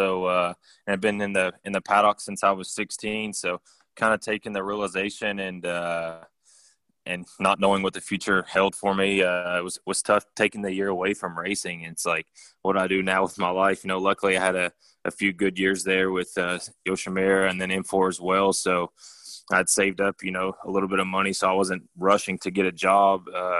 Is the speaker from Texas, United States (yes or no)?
yes; Texas, United States; I grew up racing down in Texas in the CMRA classes for like 2 or 3 years